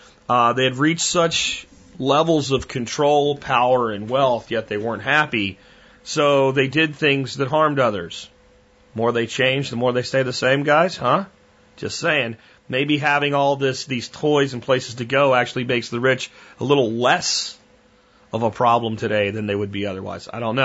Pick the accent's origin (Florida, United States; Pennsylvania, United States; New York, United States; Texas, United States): Pennsylvania, United States; I'm from Pennsylvania